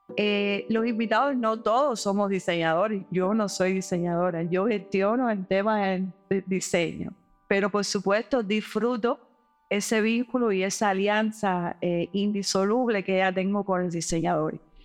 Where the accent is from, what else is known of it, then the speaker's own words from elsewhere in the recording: Cuba; nuestro país en términos de control de la pandemia